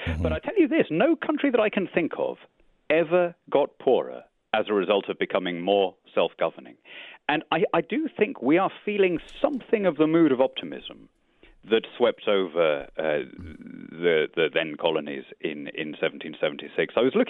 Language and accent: English; United Kingdom; I'm not a European. I'm a Brit.